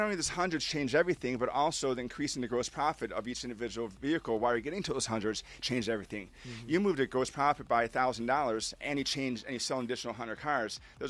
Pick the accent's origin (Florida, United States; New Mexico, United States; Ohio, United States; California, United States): Ohio, United States; Cleveland; now in Atlanta, United States; I'm born and raised in Cleveland, Ohio. I live in Atlanta. I'm ex-U.S. Army Airborne paratrooper.